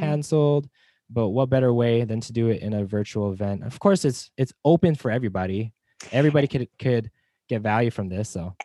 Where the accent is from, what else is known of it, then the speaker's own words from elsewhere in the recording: Las Vegas, Nevada, United States; moved away; I'm from Las Vegas